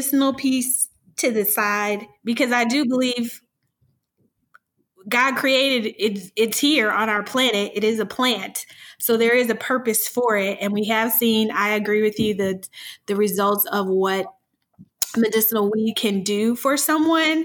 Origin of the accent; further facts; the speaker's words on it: Illinois, United States; my home state of Illinois